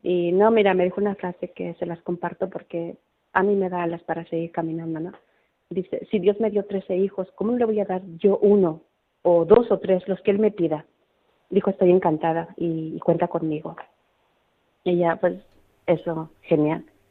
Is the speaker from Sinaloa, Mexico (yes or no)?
no; León, Guanajuato, Mexico; moved away as an adult; also born or lived in Madrid, Spain / Ciudad Real, Spain / Bilbao, Spain; now in Larantuka, Indonesia; en mi pueblo, en mi querido León, Guanajuato, donde yo soy, soy mexicana